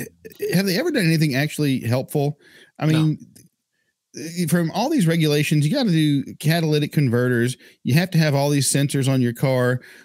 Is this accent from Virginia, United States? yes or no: no; Statesville, North Carolina, United States; Dude, I am from Statesville, North Carolina.